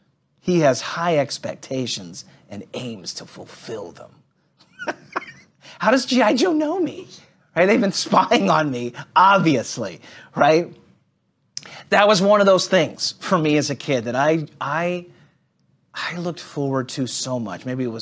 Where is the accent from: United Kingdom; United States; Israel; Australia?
Israel; As a Jew growing up in Israel, there isn't this idea of compartmentalized faith that most of us have experienced in the West.